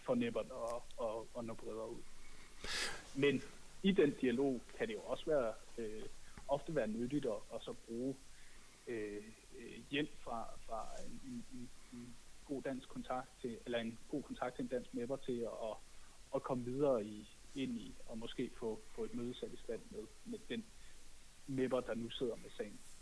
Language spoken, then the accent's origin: Danish; Denmark; now in Brussels, Belgium; som dansker i Bruxelles